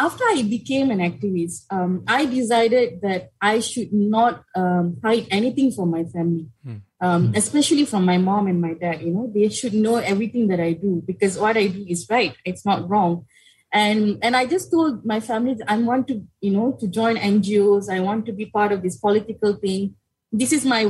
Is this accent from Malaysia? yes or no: yes; Malaysia; so my hometown is Podisen, so kind of very far away from the politics that happening in Kuala Lumpur